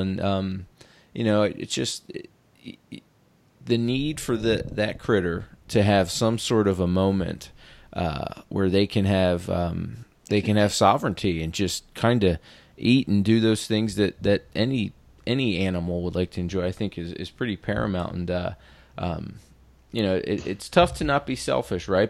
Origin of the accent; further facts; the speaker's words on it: East Coast, United States; moved away as an adult; also born or lived in West Point, New York; now in Washington, United States; I'm from the East Coast and just moved out here from, uh, West Point, New York, uh, two years ago